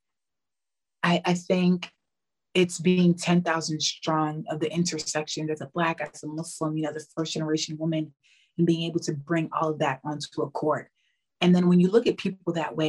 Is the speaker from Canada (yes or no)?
no; New York City, New York, United States; moved away as an adult; now in Spain; growing up in New York City, a huge melting pot